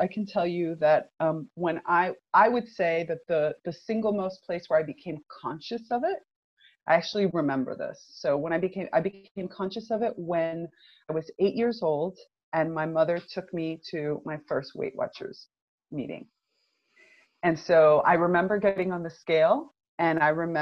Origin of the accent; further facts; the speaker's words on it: United States; moved away as an adult; also born or lived in Northern Italy; now in Italy; I'm originally from the United States. I'm Cuban American, and I've been living in Europe now for about the last 12 years, actually.